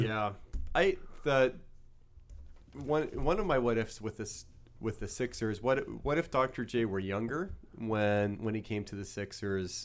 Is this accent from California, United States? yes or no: no; New Orleans, Louisiana, United States; now in Philadelphia, United States; growing up in New Orleans